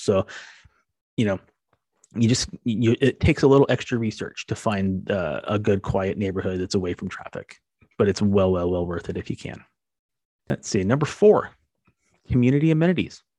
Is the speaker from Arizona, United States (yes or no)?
yes; Arizona, United States; moved away as an adult; also born or lived in San Diego, California; now in Southern California, United States; When I first came to Southern California growing up in Arizona, I moved to San Diego